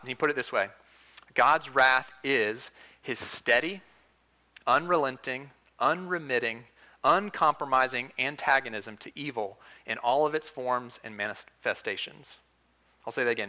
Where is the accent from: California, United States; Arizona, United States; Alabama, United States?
Alabama, United States; Huntsville; I'm from Huntsville, Alabama